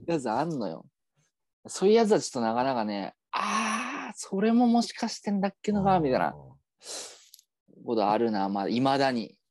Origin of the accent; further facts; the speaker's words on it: Yamagata, Japan; accent: Yamagata dialect; moved away; 俺らの地元